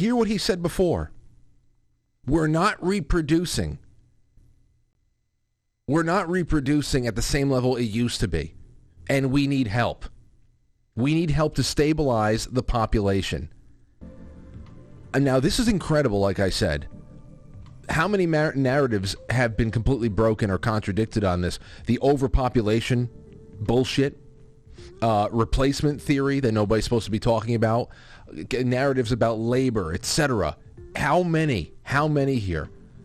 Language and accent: English; New York, United States; my home state of New York